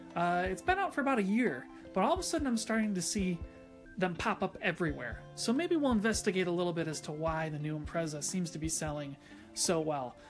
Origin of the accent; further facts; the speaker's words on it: United States; as an American F one fan